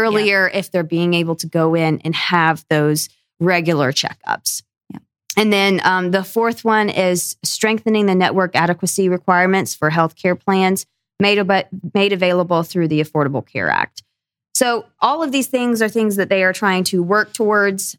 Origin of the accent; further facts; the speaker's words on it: Northwest Georgia, United States; also born or lived in Tennessee; I grew up in Northwest Georgia, up in the mountains, right along the Tennessee Georgia line